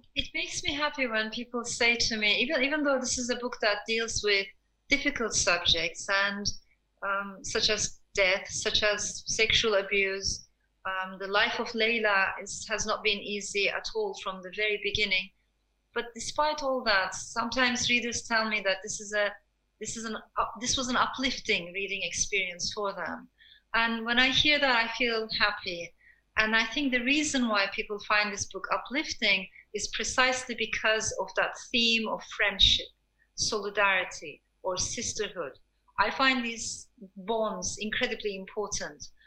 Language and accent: English; Turkey; also born or lived in Strasbourg, France / Istanbul, Turkey; I was born in France, I was born in Strasbourg, but shortly afterwards, my parents got separated. My father stayed in France, and my mother brought me to Turkey